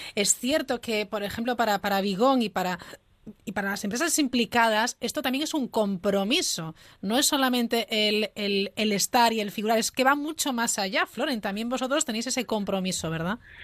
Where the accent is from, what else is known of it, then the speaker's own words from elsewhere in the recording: Galicia, Spain; como gallega